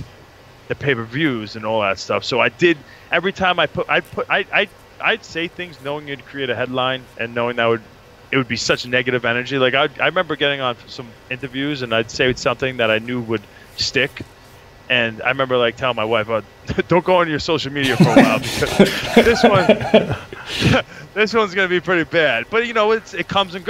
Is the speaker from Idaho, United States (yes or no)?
no; New York, United States; accent: New York; my New York accent